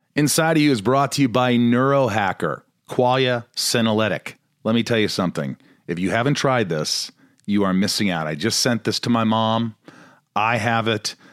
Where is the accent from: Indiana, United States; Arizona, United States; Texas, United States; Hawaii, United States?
Indiana, United States